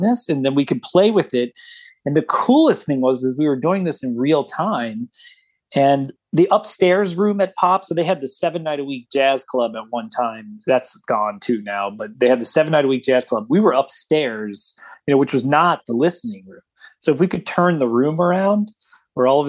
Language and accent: English; Midwest, United States; also born or lived in Cincinnati; now in Chicago, United States; I'm unabashedly a Midwesterner.